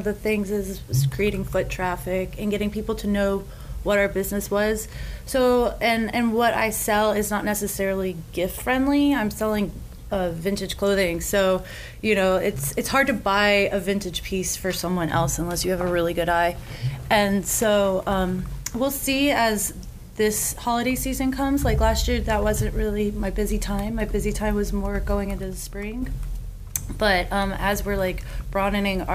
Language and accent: English; Gainesville, Florida, United States; also born or lived in Asheville, North Carolina; I grew up in Gainesville.